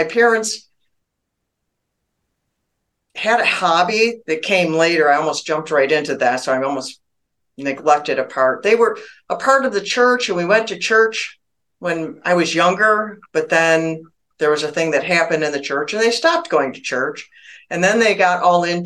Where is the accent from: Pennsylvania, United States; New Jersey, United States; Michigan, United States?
Michigan, United States; also born or lived in Arizona; I was born and raised in Michigan, still live there now. I've lived here almost my whole life.